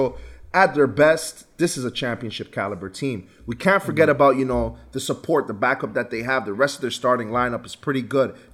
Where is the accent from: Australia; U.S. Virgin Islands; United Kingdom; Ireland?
U.S. Virgin Islands; given that I'm from the Virgin Islands, Tim Duncan is from the Virgin Islands.